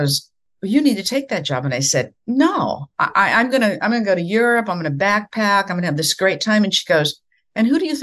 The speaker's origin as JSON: {"language": "English", "area": "near Sioux Falls", "region": "South Dakota", "country": "United States", "tie": "born or raised there", "also_born_or_lived": "Iowa", "moved": "as an adult", "said": "my very first job, which was in Sioux Falls, South Dakota, very close to my hometown"}